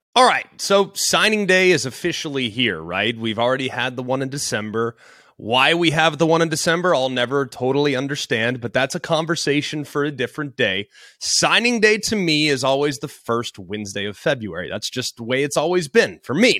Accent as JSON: {"language": "English", "town": "Dallas", "region": "Texas", "country": "United States", "said": "I'm from Dallas"}